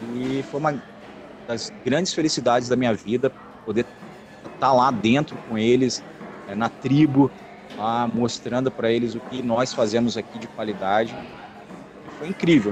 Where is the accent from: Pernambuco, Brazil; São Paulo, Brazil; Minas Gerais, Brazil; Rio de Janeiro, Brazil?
Rio de Janeiro, Brazil; moved away as an adult; now in Curitiba, Brazil; eu sou carioca, mas hoje radicado em Curitiba